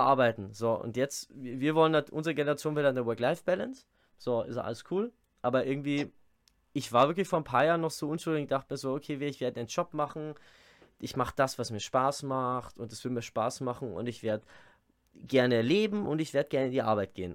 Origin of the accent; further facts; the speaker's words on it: Bavaria, Germany; accent: Bavarian dialect; ich rede normal Dialekt